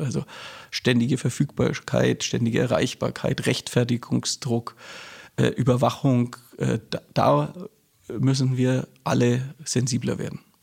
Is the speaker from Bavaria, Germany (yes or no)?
yes; Nuremberg, Bavaria, Germany; also born or lived in Berlin; dann haben mich meine Eltern nach Nürnberg verschleppt. Und ich bin eigentlich ein sozialisierter Franke.